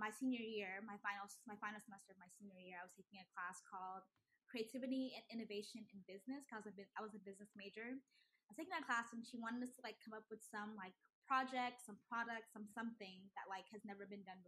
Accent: Houston, Texas, United States; also born or lived in Nigeria; Houston, I grew up in Houston specifically.

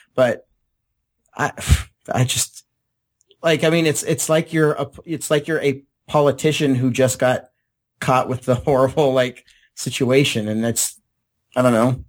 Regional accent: San Diego, California, United States; I grew up in San Diego

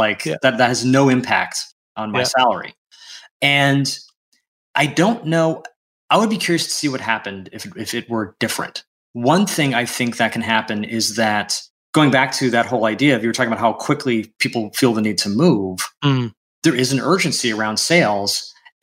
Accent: United States; first language English; I am an American citizen, English is my first language

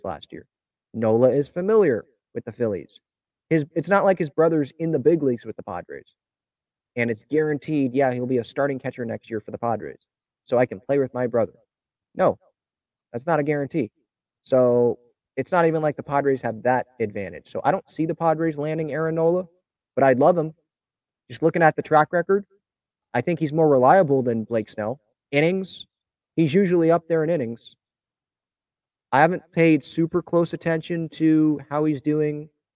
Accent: San Diego, California, United States; Growing up in San Diego

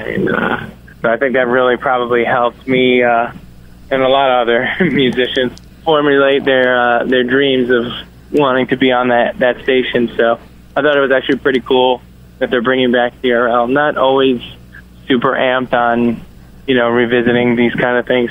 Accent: Yonkers, New York, United States; Yonkers is uh, right outside of New York City, so I kind of got the New York City uh, experience growing up

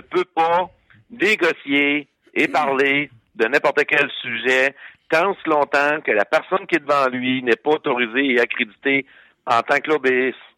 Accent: Quebec, Canada; nous, en tant que Québécois

